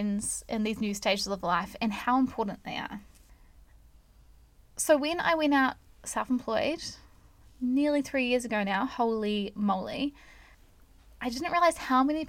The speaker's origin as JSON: {"language": "English", "country": "New Zealand", "said": "I am not American, I am a Kiwi"}